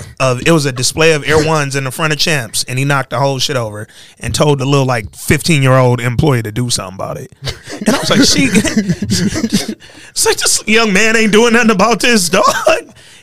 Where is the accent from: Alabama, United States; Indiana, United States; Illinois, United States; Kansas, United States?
Alabama, United States; Hooper City; I'm from Hooper City, Alabama.